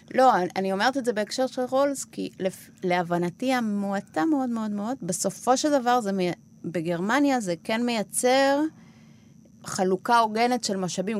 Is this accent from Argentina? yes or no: yes; Argentina; Hebrew is a second language; now in Israel; אני מארגנטינה